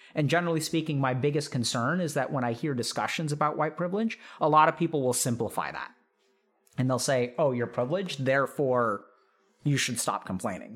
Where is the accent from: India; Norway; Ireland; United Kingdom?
India; as an Indian